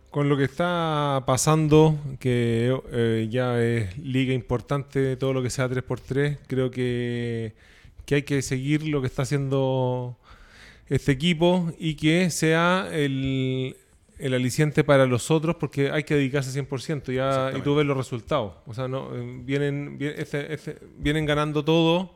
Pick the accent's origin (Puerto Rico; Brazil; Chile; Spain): Chile; que se hagan las cosas en nuestro país